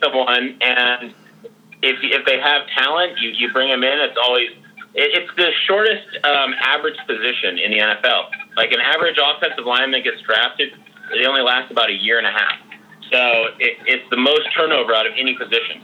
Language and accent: English; San Francisco, California, United States; my hometown team